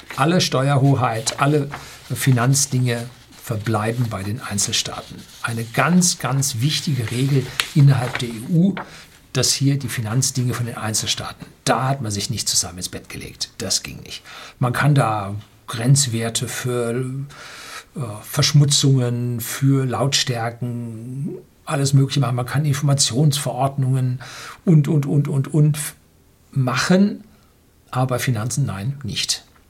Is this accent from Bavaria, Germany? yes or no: yes; Bavaria, Germany